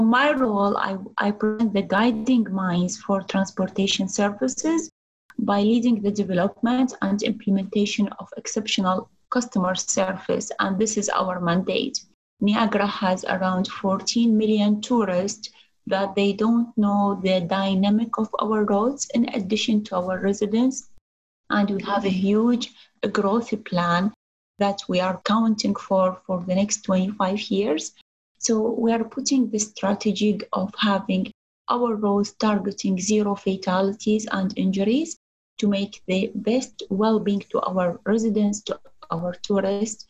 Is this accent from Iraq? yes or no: yes; Iraq; moved away as an adult; also born or lived in Baghdad; as a girl growing up in Middle East